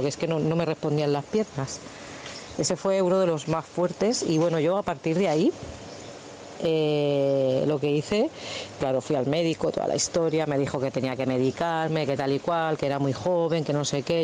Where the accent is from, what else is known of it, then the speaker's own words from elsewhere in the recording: Badalona, Catalonia, Spain; Yo soy aquí de Badalona